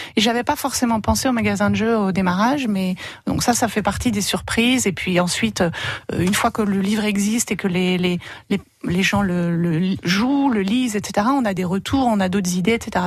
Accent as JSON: {"language": "French", "area": "Oise", "region": "Hauts-de-France", "country": "France", "also_born_or_lived": "Paris", "moved": "as an adult", "lives_now": "Nord, France", "said": "Moi, j'ai habité 10 ans à Paris. Et sinon, je suis de l'Oise, donc je reste un peu dans la région"}